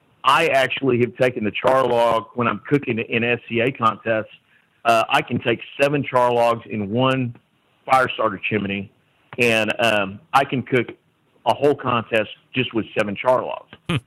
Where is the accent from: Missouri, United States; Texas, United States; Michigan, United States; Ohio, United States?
Texas, United States; You know, we are from Central Texas.